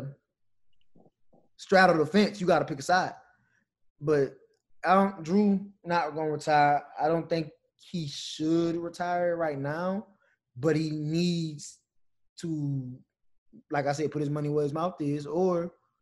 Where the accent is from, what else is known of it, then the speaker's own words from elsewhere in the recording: Louisiana, United States; growing up in Louisiana, being from Louisiana